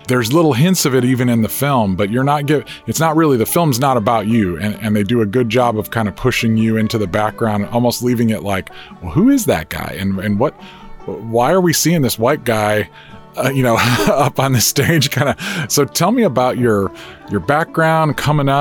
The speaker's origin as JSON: {"language": "English", "town": "Chicago", "region": "Illinois", "country": "United States", "moved": "yes", "said": "I'm from the Chicago area originally."}